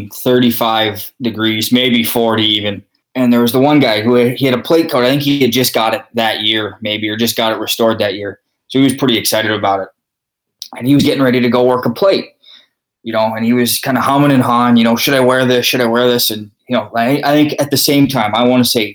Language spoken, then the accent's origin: English; Regina, Saskatchewan, Canada; also born or lived in Yorkton, Saskatchewan; I grew up umpiring in Regina, Saskatchewan. That's where I was raised. I lived there almost all my life.